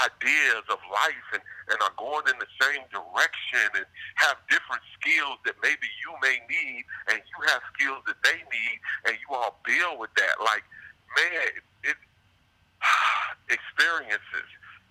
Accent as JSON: {"language": "English", "town": "Chicago", "region": "Illinois", "country": "United States", "said": "Well, I'm from Chicago."}